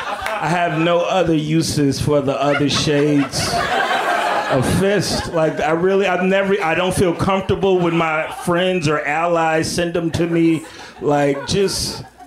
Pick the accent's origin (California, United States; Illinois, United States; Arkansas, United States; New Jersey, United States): Illinois, United States; Chicago; also born or lived in Atlanta; And I'm from the Midwest. I'm from Chicago